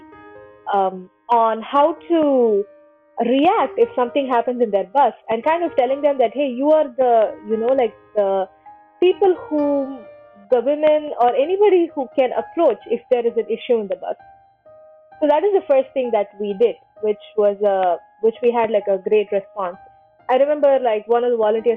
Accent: Chennai, Tamil Nadu, India; moved away as an adult; also born or lived in East Coast, United States / Sunnyvale, California; now in United States; I'm from Chennai

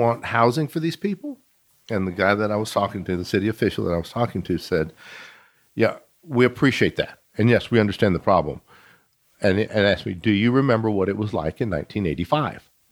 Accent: Midland, Texas, United States; also born or lived in Fort Worth, Texas; I grew up here in Midland, born in Fort Worth, moved to Midland when I was a baby

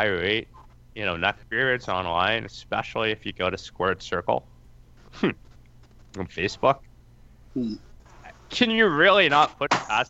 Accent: Canada; I'm Canadian, so that works.

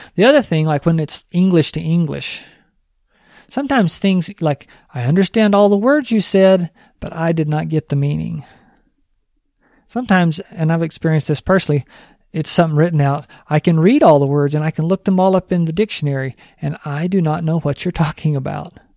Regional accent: New Mexico, United States; I'm from New Mexico

